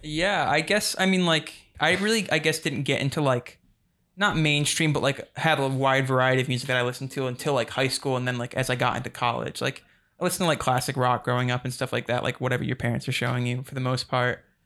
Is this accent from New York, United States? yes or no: no; North Adams, Massachusetts, United States; I'm from Western Mass, and, like, I, I, like, after college, I lived, lived back in North Adams for a bit